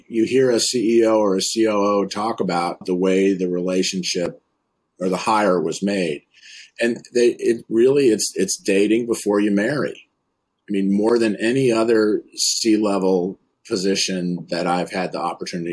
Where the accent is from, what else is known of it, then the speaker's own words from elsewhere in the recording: Concord, Massachusetts, United States; I grew up in Concord, Massachusetts, just outside Boston